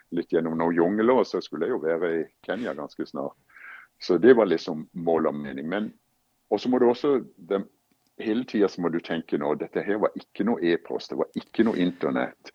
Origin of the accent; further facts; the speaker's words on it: Kristiansand, Agder, Norway; moved away as an adult; now in United States; når jeg vokste opp i Kristiansand